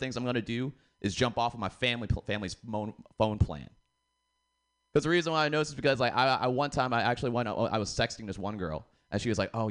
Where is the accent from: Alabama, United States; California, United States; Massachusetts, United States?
Massachusetts, United States; Boston; accent: Boston; now in San Francisco, United States; I'm from Boston, a lot of girls like they ask me, they want me to do the accent